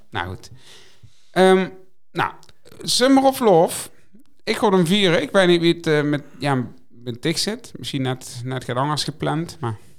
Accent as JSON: {"language": "Dutch", "region": "Limburg", "country": "Netherlands", "said": "ik ben een Limburger"}